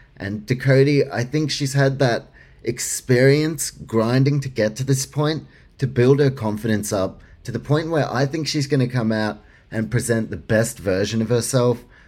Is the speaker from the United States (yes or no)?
no; Australia; for me as an Australian